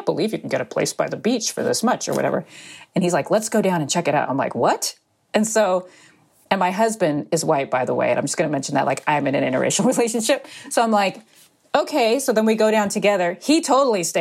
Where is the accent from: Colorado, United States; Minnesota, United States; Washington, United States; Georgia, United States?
Washington, United States; Seattle; growing up in Seattle